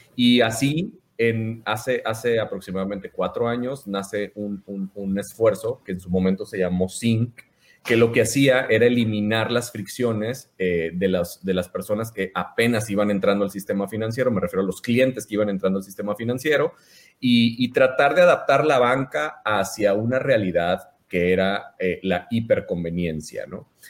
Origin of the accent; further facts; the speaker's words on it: Mazatlán, Sinaloa, Mexico; moved away as an adult; now in Monterrey, Mexico; yo soy de Mazatlán, Sinaloa. Tengo, cumplí 18 años aquí en Monterrey viviendo. Me vine a estudiar la, carrera aquí al TEC de Monterrey